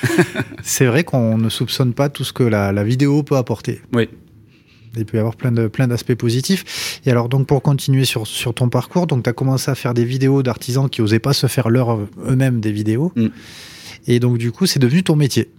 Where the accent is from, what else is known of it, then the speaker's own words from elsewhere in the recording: Toulouse, Occitania, France; mon pays, de Toulouse.